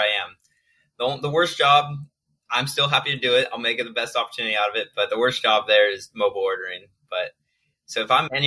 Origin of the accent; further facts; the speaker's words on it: Oregon, United States; also born or lived in St. George, Utah; now in Chicago, United States; I grew up in Oregon, a small town of Oregon of only 2,000 people.